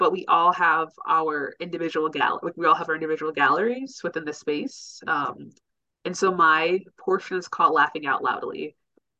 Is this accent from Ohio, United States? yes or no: yes; Cleveland, Ohio, United States; moved away as an adult; now in Detroit, United States; I'm from Cleveland